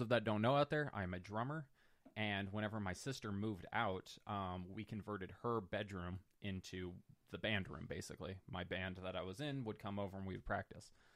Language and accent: English; North Pole, Alaska, United States; moved away; I'm originally from North Pole, Alaska. We had a house on the outskirts